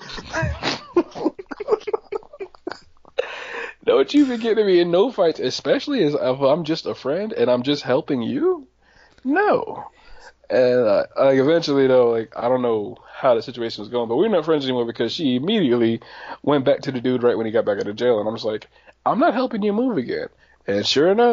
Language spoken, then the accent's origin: English; Schenectady, New York, United States; I grew up in Schenectady